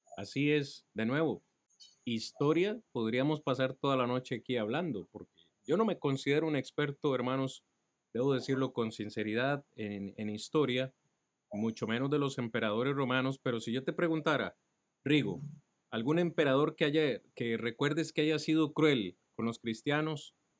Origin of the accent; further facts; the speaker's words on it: Costa Rica; soy tico